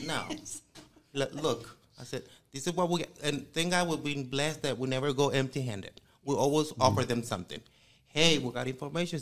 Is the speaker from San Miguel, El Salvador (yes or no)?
yes; San Miguel, El Salvador; moved away as an adult; now in United States; 20 years in this country, but I was born and raised in El Salvador